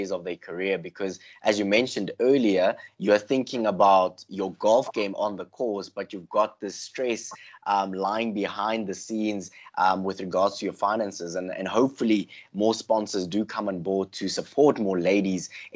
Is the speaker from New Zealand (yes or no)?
no; South Africa; we as South African golfing fans